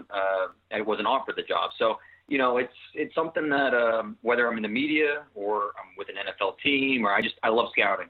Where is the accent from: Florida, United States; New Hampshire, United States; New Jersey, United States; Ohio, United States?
Ohio, United States; Northeast; Growing up in Northeast Ohio